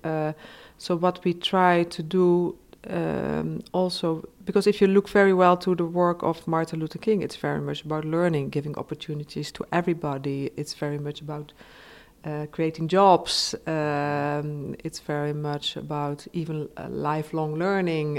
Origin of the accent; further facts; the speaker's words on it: south of the Netherlands, Netherlands; I'm from the Netherlands, so Germany, it's I, oh, in a way I was born very nearby, and I come from the same area, uh, the south of the Netherlands